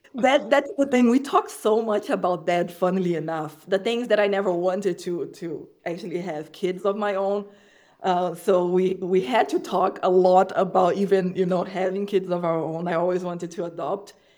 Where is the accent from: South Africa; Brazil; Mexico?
Brazil; moved away; I'm from Brazil, so my businesses were in Brazil in the past